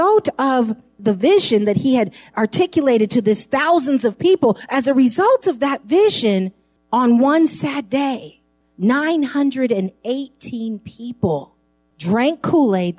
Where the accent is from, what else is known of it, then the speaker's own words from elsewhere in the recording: San Francisco, California, United States; I grew up in San Francisco, right close to Geary Street on Ellis